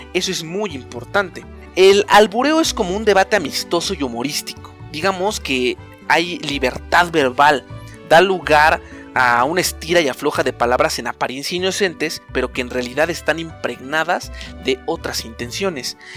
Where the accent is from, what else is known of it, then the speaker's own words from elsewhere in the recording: Mexico; lo que realmente somos los mexicanos